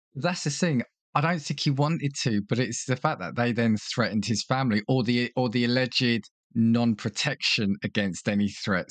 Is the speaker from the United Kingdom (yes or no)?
yes; United Kingdom; as a British viewer